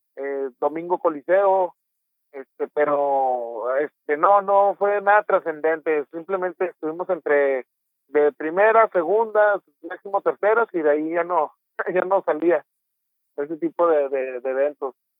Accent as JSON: {"language": "Spanish", "town": "Torreón", "region": "Coahuila", "country": "Mexico", "tie": "born or raised there", "also_born_or_lived": "Mexico City", "moved": "as an adult", "said": "Torreón Coahuila, de donde soy originario"}